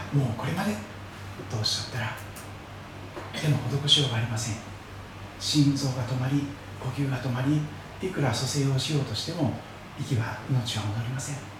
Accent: Shikoku, Kochi, Japan; moved away; 私の生まれ育った四国の高知県

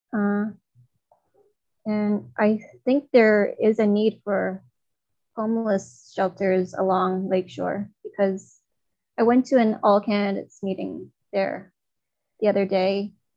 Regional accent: China; now in Toronto, Canada; in my hometown in China, my mother did not drive

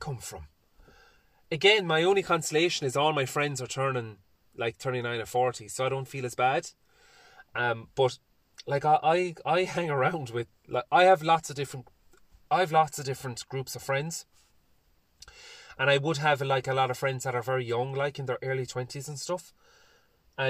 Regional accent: Ireland; I also love being an Irish man

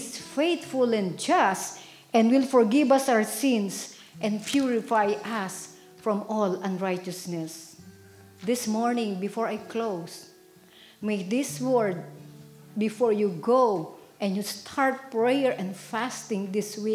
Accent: Philippines; now in United States; I came far from Philippines

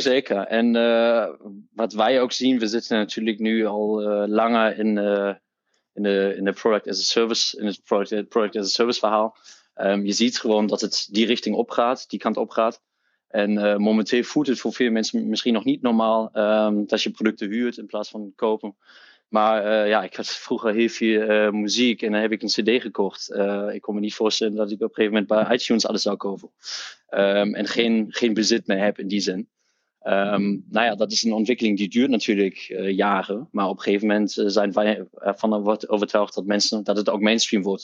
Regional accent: Hamburg, Germany; Dutch is a second language; moved away as an adult; now in Netherlands; ik ben opgegroeid in Duitsland, in Hamburg, in het noorden van Duitsland.

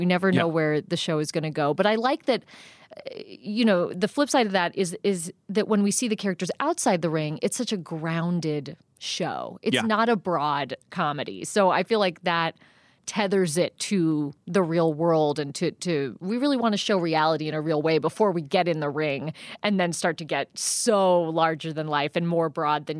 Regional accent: South Pasadena, California, United States; I grew up Hollywood adjacent. Yeah. I grew up in South Pasadena.

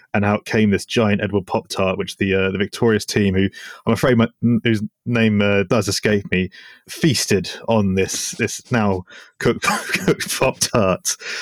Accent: Switzerland; growing up in Switzerland

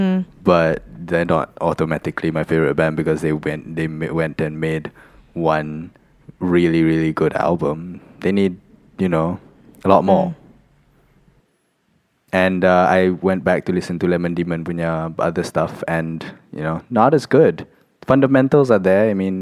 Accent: Malaysia; I'm a Malaysian and that's what Malaysians

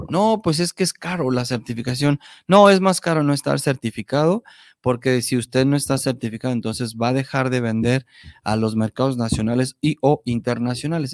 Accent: Mexico; como mexicanos

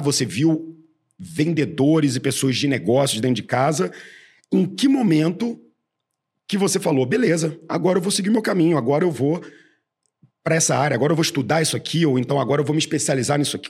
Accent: Rio de Janeiro, Brazil; moved away as an adult; now in São Paulo, Brazil; eu sou carioca

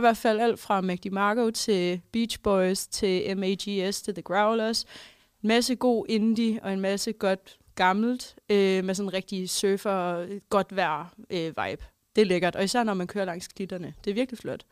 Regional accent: Holstebro, Central Denmark Region, Denmark; moved away; har jeg også, øh, været hjemme i Holstebro

